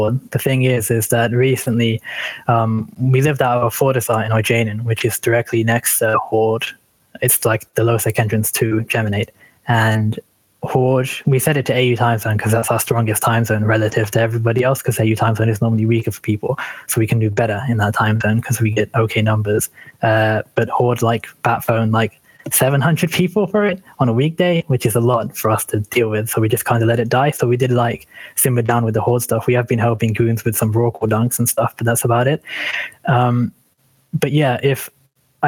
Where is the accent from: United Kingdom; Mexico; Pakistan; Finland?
United Kingdom; England; I'm from England